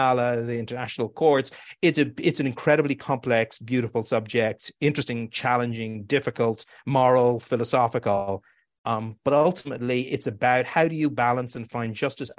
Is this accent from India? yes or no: no; Ireland; now in New York, United States; I know I felt it growing up in Ireland